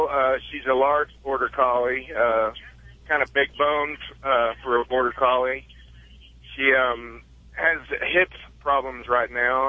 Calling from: Mount Pleasant, Iowa, United States; Actually, Mount Pleasant, Iowa. I'm just pulling into a Walmart distribution center.

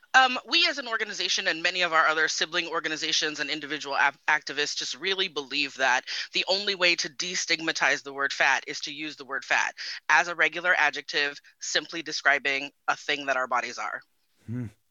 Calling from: Bay Area, California, United States; moved away; also born or lived in Oakland; I'm calling in from Phoenix today, but I spent 22 years in the Bay

